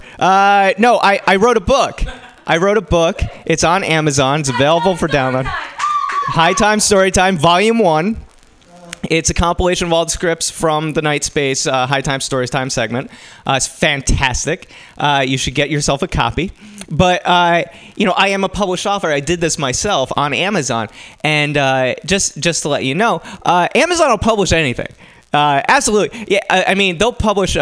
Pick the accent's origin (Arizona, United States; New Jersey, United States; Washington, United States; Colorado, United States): New Jersey, United States; now in San Francisco, United States; I come from New Jersey